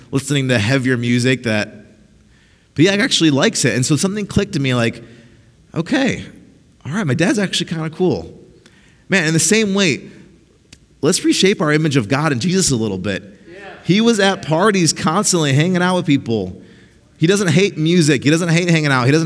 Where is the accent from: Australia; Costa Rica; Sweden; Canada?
Costa Rica; also born or lived in Mexico; they're missionaries in Costa Rica, so we grew up in Costa Rica and Mexico.